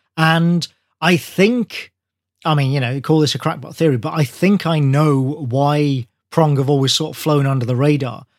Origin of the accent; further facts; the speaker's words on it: Birmingham, West Midlands, United Kingdom; Birmingham, my hometown